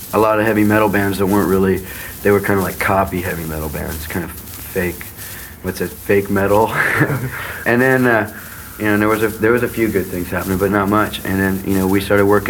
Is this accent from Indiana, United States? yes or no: yes; Indiana, United States; now in California, United States; I'm from the Midwest, from Indiana